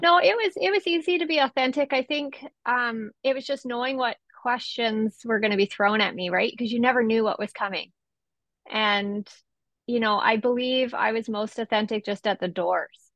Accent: Esquimalt, British Columbia, Canada; I was born and raised in Esquimalt

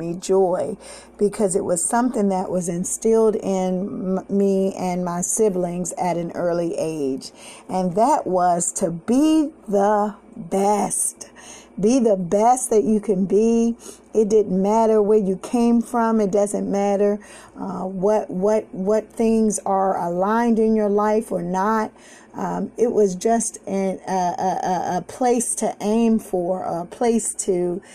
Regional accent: Washington, District of Columbia, United States; I remember growing up in Southeast DC

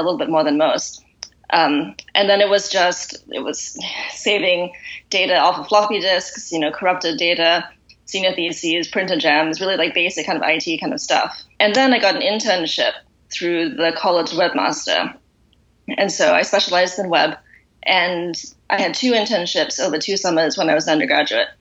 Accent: Singapore; moved away as an adult; also born or lived in United States / Boston; now in London, United Kingdom; Originally, I'm from Singapore

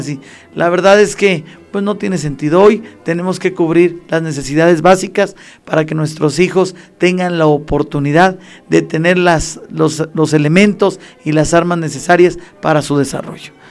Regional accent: Acambay, State of Mexico, Mexico; es un ciudadano acambayense. Nací en Acambay, crecí en Acambay y hoy en este, en este bello municipio, hoy tengo a mis hijos, mi esposa, la conocí aquí en Acambay.

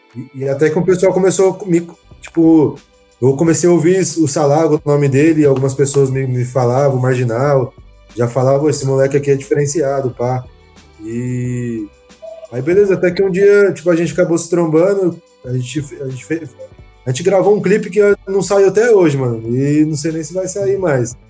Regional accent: São José dos Campos, São Paulo, Brazil; Eu sou de São José também

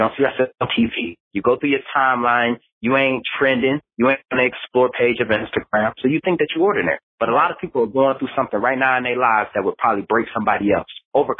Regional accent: Detroit, Michigan, United States; I came from Detroit, Michigan, one of the most dangerous cities in America. We make the top 10 murder list every year, never fail.

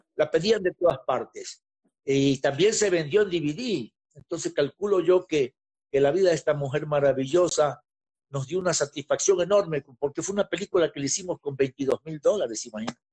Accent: Guayaquil, Guayas, Ecuador; now in Quito, Ecuador; Yo soy un guayaquileño que vivo hacía muchos años en Quito

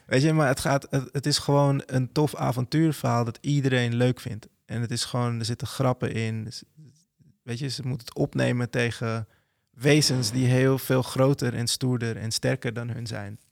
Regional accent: Netherlands; als Nederlander van kleur

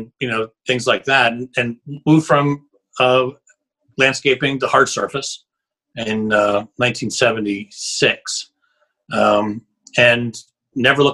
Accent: Shippensburg, Pennsylvania, United States; I'm from Shippensburg, Pennsylvania, just south of Harrisburg.

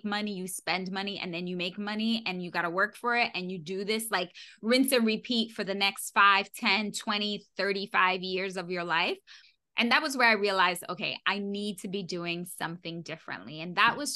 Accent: New York City, New York, United States; I was born and raised in New York City

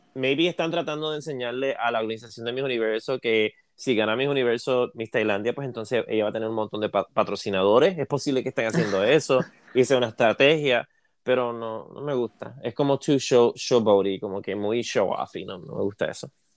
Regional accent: Puerto Rico; yo soy de Puerto Rico

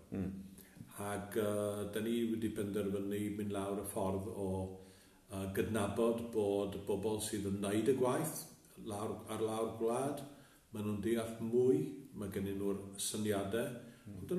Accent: Machynlleth, Wales, United Kingdom; moved away as an adult; also born or lived in Colwyn Bay / Aberdyfi / London; now in Llanddeiniol, United Kingdom; dod o Machynlleth, brodd y fi, a wedi trafeilio rhaid uh, Cymru i raddau, Bai Colwyn, Aberdyfi, Llandeinio a Llundain. A wedi bod yn gweithio ar y cyfandir

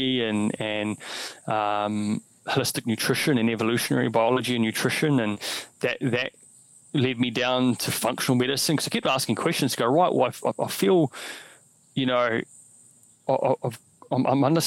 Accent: New Zealand; I grew up in New Zealand.

